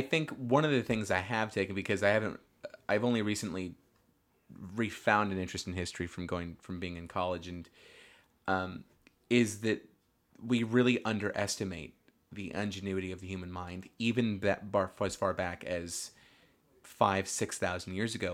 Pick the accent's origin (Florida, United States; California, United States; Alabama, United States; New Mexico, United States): California, United States; Northern; we are from Northern California